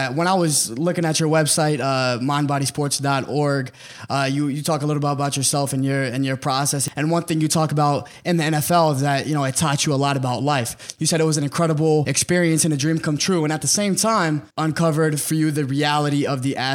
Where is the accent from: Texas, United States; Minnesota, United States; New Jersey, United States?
Texas, United States; I'm from Texas, so football in Texas was literally, it was religion.